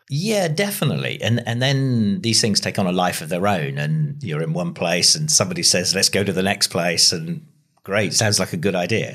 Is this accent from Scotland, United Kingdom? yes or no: no; between Ringwood and Christchurch, South West England, United Kingdom; I grew up on a farm halfway between Ringwood and Christchurch, so this area.